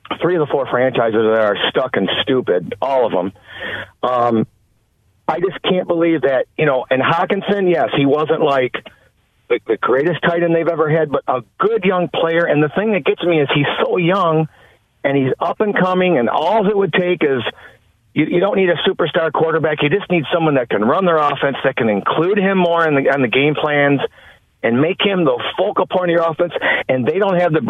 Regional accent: Detroit, Michigan, United States; now in Muskegon, United States; I was born in Detroit

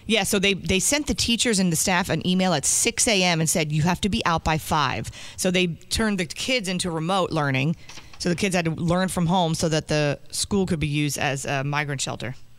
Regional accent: New Jersey, United States; I'm from Jersey

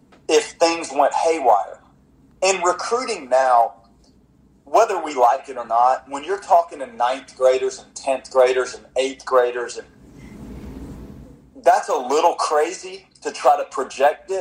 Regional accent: Tallahassee, Florida, United States; moved away as an adult; also born or lived in South Bend; I was from Tallahassee

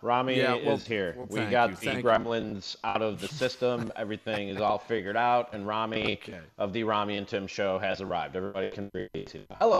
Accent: Chicago, Illinois, United States; I'm a Bears fan, born and raised in Chicago

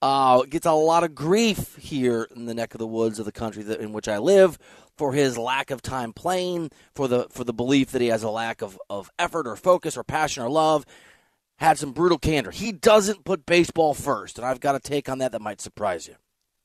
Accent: Midwest, United States; I'm from the Midwest. I don't mind the weather.

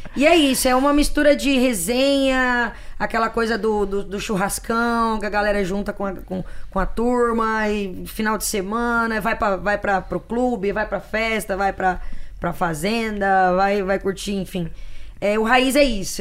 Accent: Araguaína, Tocantins, Brazil; lá de Araguaína, na cidade onde eu fui criada, no Tocantins

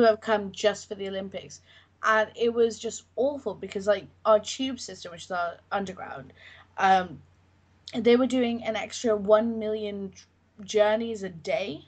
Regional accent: London, United Kingdom; growing up in London

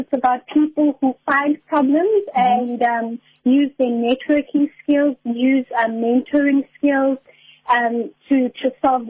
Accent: Port Elizabeth, Eastern Cape, South Africa; I'm studying at NMMU. I'm from Port Elizabeth.

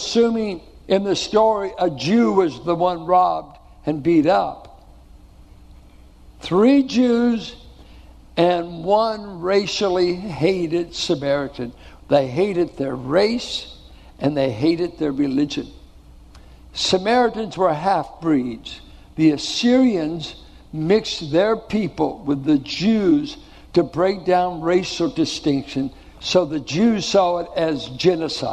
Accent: Richmond, United States; I grew up in Richmond.

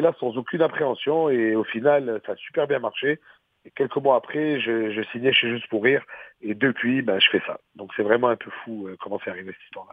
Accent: Quebec, Canada; en tant que québécois

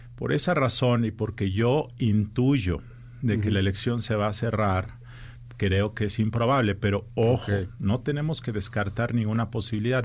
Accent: Mexico; como ciudadano mexicano

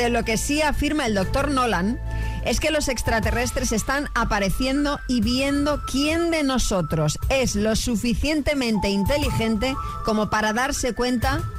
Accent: Seville, Andalusia, Spain; also born or lived in United States; soy medio sevillana, medio norteamericana.

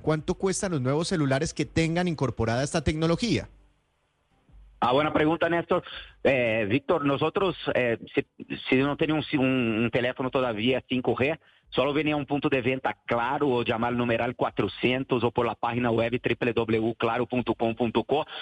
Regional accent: Brazil; moved away as an adult; now in Colombia; soy brasileño.

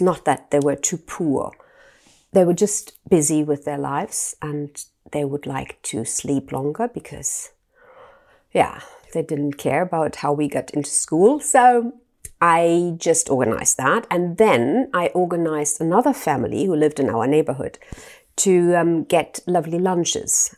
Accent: Germany; I grew up in Germany

